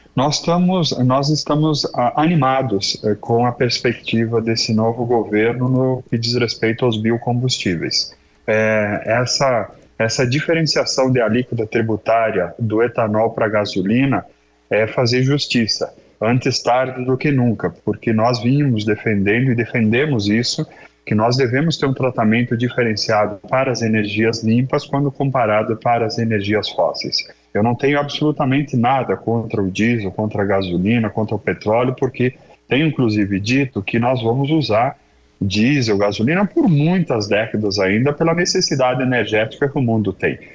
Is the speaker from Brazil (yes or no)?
yes; Brazil; also born or lived in Passo Fundo, Rio Grande do Sul; nós somos brasileiros